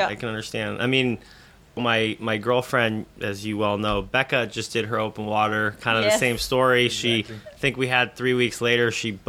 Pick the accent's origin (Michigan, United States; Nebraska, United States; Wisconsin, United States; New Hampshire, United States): New Hampshire, United States; So actually, I grew up in New Hampshire.